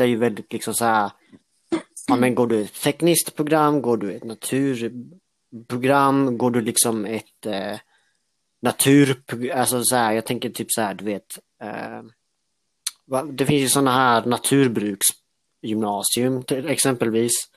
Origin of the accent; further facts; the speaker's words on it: Älmhult, Kronoberg County, Sweden; now in Växjö, Sweden; Jag är uppvuxen i Älmhult